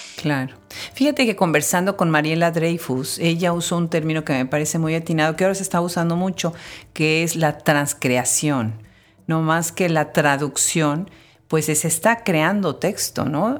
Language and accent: Spanish; Mexico; nosotros los mexicanos, los que nacimos en México